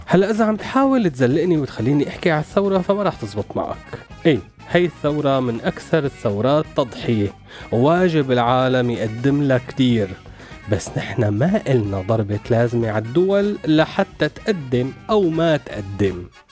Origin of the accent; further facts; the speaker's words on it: Syria; إحساسنا كسوريين